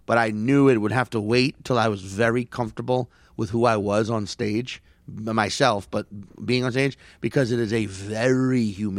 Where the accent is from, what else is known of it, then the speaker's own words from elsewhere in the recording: St. Paul, Minnesota, United States; also born or lived in New Jersey, United States; I'm originally from St. Paul, but then I got relocated to New Jersey.